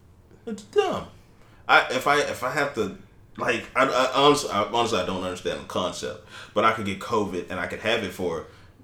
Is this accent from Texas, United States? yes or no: yes; Texas, United States; I'm from Texas.